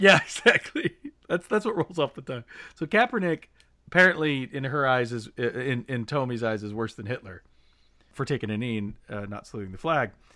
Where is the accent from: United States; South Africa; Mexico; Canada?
United States; Indiana; growing up in Indiana, you know, everyone was hunters